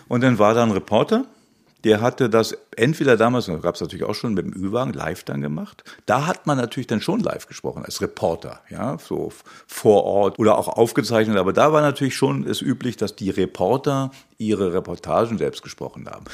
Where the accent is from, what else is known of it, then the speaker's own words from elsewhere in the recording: Hanover, Lower Saxony, Germany; Ich war in Hannover in meiner Heimatstadt